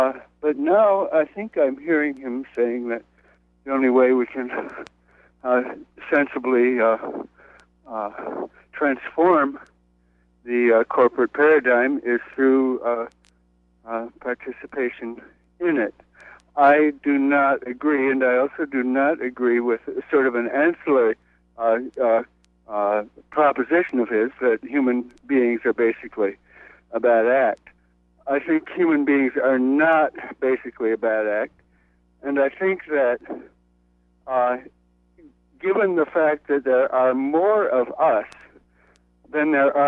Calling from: New York City, New York, United States; I'm calling from Brooklyn.

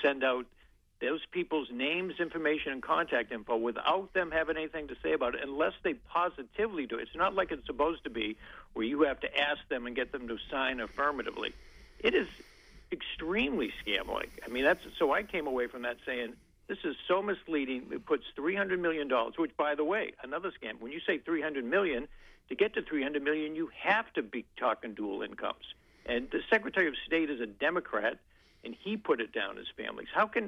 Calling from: Bangor, Maine, United States; Caller from Bangor.

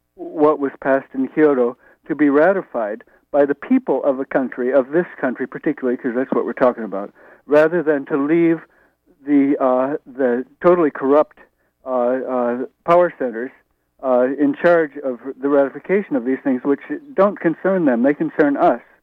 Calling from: New York, United States; I'm also calling from Brooklyn.

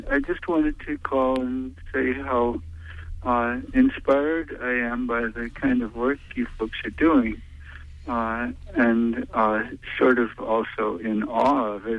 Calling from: New York City, New York, United States; I'm calling from Brooklyn.

